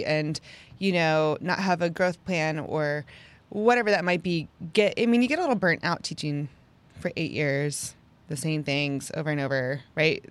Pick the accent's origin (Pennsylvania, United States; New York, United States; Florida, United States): Pennsylvania, United States; moved away as an adult; now in Houston, United States; I'm from Pennsylvania, got married, moved to Houston